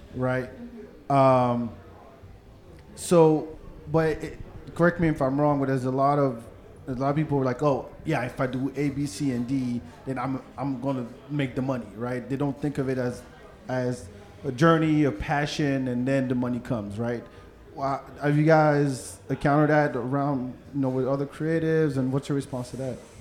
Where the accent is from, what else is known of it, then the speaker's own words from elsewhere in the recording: France; moved away; I grew up in France